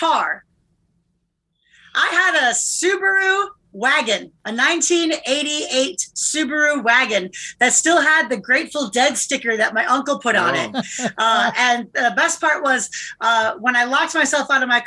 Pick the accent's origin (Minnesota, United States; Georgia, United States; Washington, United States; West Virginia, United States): Minnesota, United States; Edina; I was born in Fairview Southdale